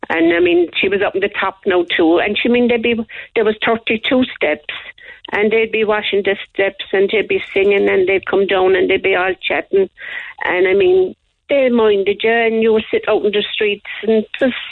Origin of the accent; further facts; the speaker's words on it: Cork, County Cork, Ireland; Well, I was born in Port in Portney's Lane on the Coal Quay. It's just past the Bodega.